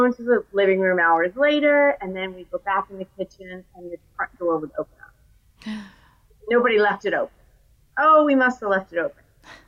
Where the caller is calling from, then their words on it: Raleigh, North Carolina, United States; I'm recalling from Raleigh, North Carolina.